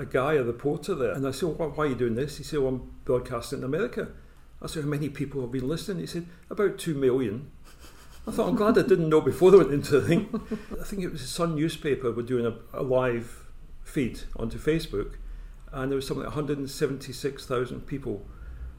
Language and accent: English; Scotland, United Kingdom; being Scottish